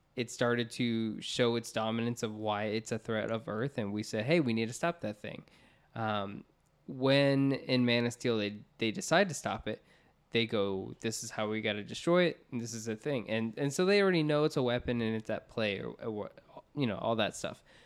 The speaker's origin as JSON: {"language": "English", "town": "Orlando", "region": "Florida", "country": "United States", "tie": "born or raised there", "said": "We grew up in Orlando, Florida, where we had like Universal Studios"}